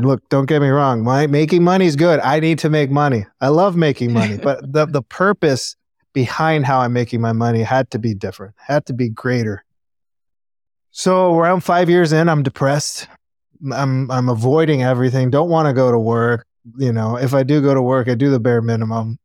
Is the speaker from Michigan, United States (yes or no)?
no; Los Angeles, California, United States; I grew up in Panorama City in the Valley. And I was born in Cedar Sinai, so I'm born and raised native Angelino.